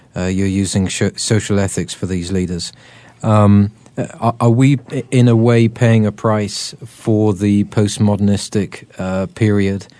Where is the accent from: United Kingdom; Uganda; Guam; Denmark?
United Kingdom; I'm terribly British